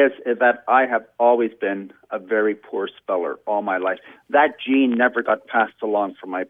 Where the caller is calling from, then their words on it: Brighton, Ontario, Canada; I'm calling from Brighton, Ontario, Canada.